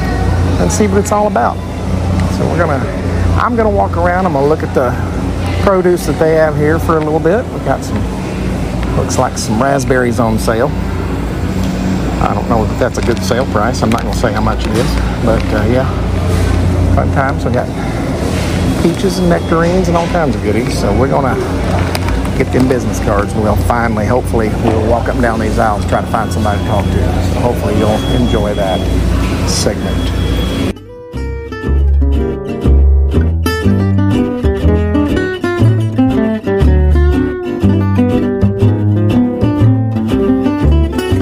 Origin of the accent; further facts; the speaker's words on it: Indiana, United States; I'm from Indiana